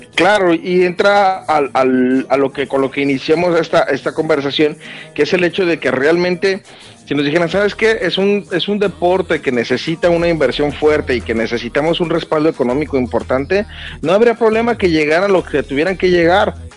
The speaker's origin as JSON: {"language": "Spanish", "country": "Mexico", "said": "en mi país"}